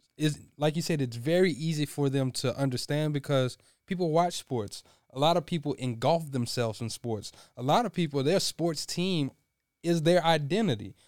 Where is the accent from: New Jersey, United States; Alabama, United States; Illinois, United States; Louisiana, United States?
Louisiana, United States; Us growing up in Louisiana